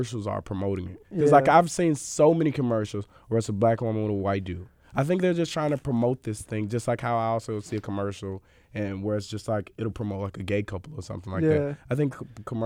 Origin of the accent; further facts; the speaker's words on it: Mississippi, United States; I'm from Mississippi